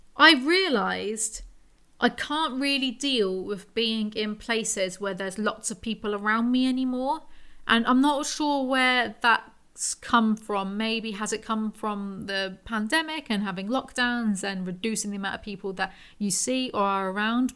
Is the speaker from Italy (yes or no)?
no; England, United Kingdom; I'm English